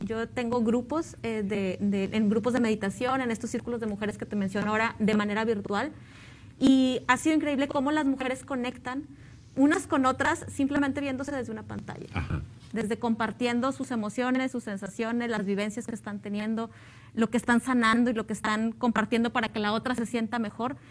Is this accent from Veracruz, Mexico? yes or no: no; Montemorelos, Nuevo León, Mexico; yo soy de Montemorelos